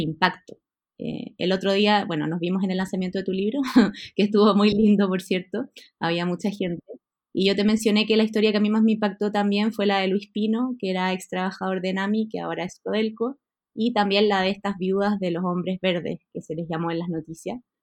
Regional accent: Santiago, Santiago Metropolitan Region, Chile; yo como santiaguina

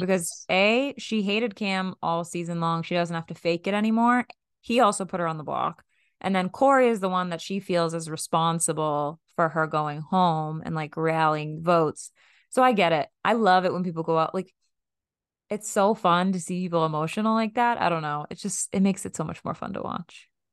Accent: Boston, Massachusetts, United States; We are from Boston

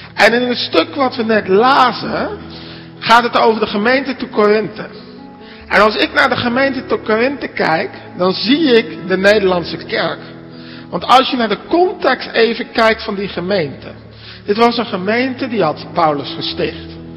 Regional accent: Netherlands; now in Alblasserdam, Netherlands; als Nederlanders

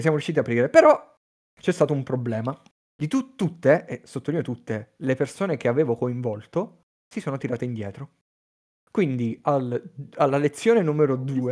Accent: Teramo, Abruzzo, Italy; moved away; also born or lived in Padua; anch'io sono di Teramo come Domenico, abbiamo fatto il liceo insieme

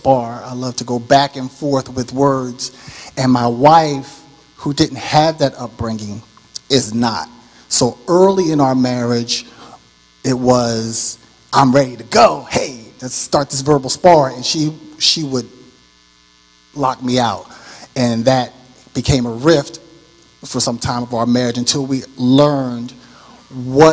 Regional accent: Philadelphia, Pennsylvania, United States; I grew up in Philadelphia. I was born and raised.

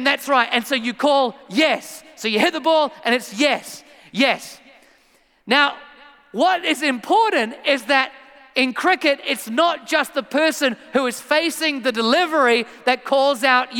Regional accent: England, United Kingdom; moved away; I am from England originally

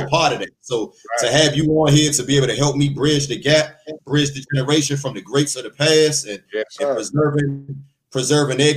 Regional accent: East Coast, United States; I'm from the East Coast

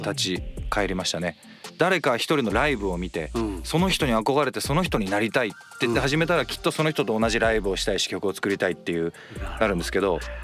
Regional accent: Toyoyama, Aichi, Japan; moved away as an adult; now in Tokyo, Japan; 愛知県の豊山町というところですねあの西春日郡郡

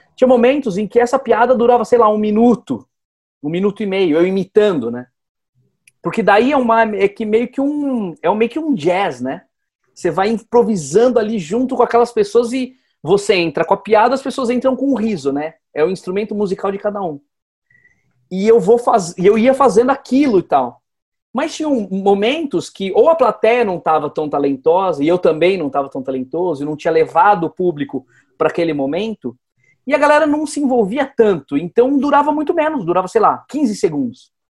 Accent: Atibaia, São Paulo, Brazil; now in São Paulo, Brazil; quando eu saí de Atibaia

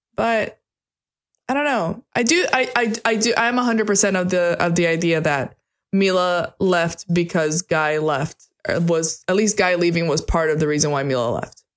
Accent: United States; I'm American.

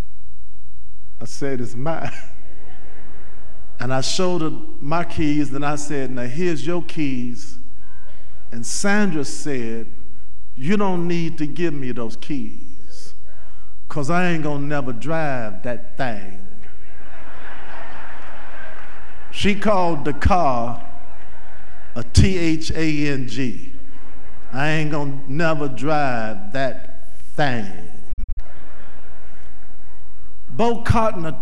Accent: Nashville, Tennessee, United States; moved away as an adult; now in Louisville, United States; I went home to Nashville for something. And I saw a friend of mine that graduated from high school with my oldest sister

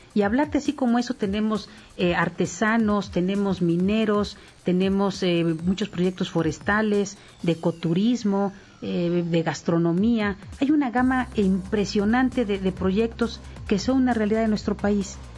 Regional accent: Mixteca, Oaxaca, Mexico; De la región de donde soy, de la Mixteca de Oaxaca

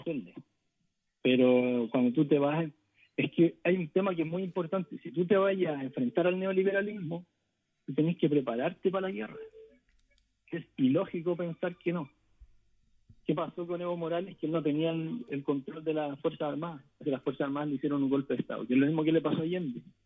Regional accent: Chile; nos diría a nosotros como pueblo chileno

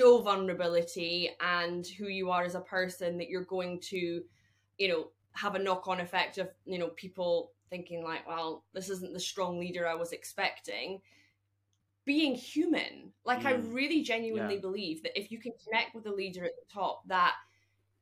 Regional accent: Scotland, United Kingdom; as a Scottish woman

